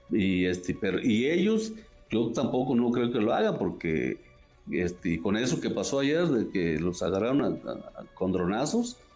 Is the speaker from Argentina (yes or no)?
no; La Ruana, Michoacán, Mexico; ahí lo que es mi pueblo, La Ruana, y parece que todo el municipio de Buenavista, ahí ya están cortando bien